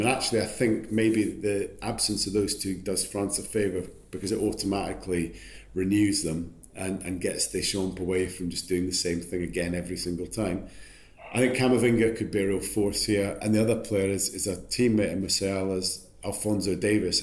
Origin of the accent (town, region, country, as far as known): Scotland, United Kingdom